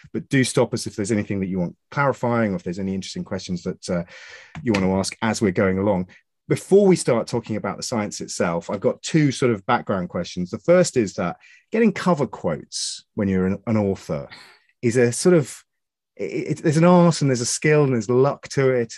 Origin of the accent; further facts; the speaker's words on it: Suffolk, East of England, United Kingdom; I'm from Suffolk